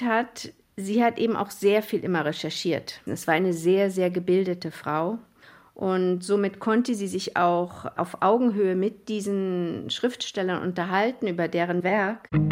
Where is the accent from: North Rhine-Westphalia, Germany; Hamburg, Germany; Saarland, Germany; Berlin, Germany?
Berlin, Germany; dass ich Fotografiestudentin bin, aus Berlin komme